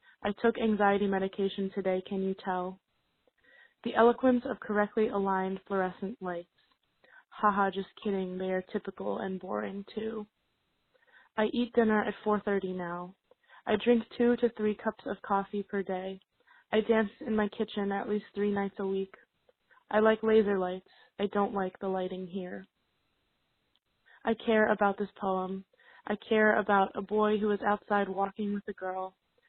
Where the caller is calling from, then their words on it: Pittsburgh, Pennsylvania, United States; I'm calling from Pittsburgh, Pennsylvania.